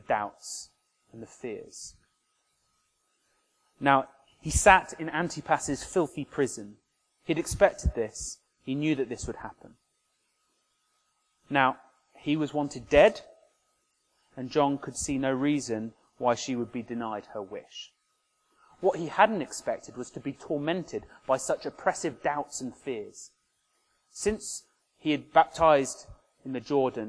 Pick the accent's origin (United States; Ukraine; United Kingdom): United Kingdom; Oxford, South East England; My hometown of Oxford